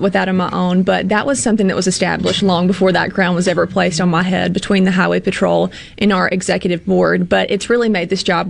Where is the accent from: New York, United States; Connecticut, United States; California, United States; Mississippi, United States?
Mississippi, United States; Pontotoc; I'm from Pontotoc